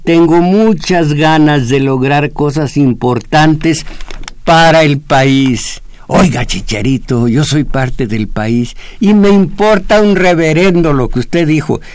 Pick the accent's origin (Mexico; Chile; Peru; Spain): Mexico; Yo, como mexicano